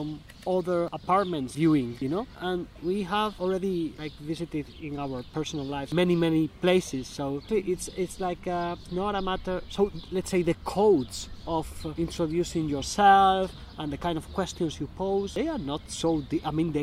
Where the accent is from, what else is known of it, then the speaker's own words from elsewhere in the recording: Spain; English is a second language; moved away as an adult; now in Glasgow, United Kingdom; I'm from Spain, because I guess I cannot hide that because of my accent